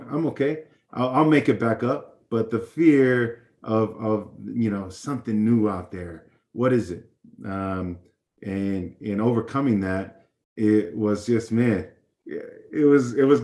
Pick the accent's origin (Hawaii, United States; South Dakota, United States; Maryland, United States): Hawaii, United States; Hawaii, meeting all these new people